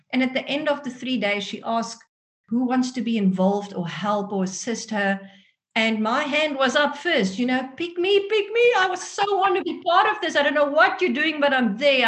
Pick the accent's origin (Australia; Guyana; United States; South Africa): South Africa; accent: South African; first language Afrikaans; English is a second language; moved away as an adult; now in Netherlands; grow up in a country where Afrikaans was my first language